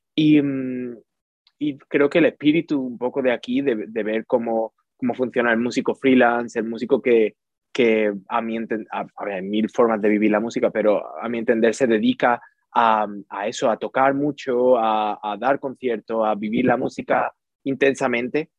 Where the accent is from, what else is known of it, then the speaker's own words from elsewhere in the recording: Utrera, Andalusia, Spain; moved away as an adult; also born or lived in Seville; now in London, United Kingdom; Soy, de Utrera, soy de Utrera, de un pueblo cerquita de Sevilla